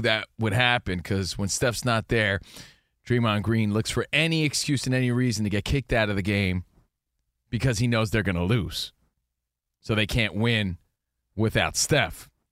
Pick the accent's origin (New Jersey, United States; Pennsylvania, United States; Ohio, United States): New Jersey, United States; now in California, United States; growing up in New Jersey